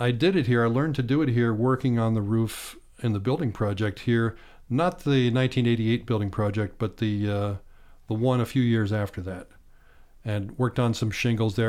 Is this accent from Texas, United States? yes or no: no; Bedford, Pennsylvania, United States; moved away as an adult; also born or lived in Clarks Summit, Pennsylvania / State College, Pennsylvania; grew up on a farm seven miles outside of Bedford, Pennsylvania, south central part of Pennsylvania.